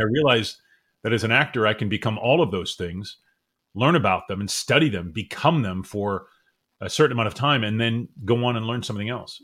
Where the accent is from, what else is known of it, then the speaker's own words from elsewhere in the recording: Cherry Hill, New Jersey, United States; moved away as an adult; also born or lived in Mount Holly, New Jersey / Medford Lakes, New Jersey / New York; We moved to Cherry Hill, and that's where I spent my years and went to high school there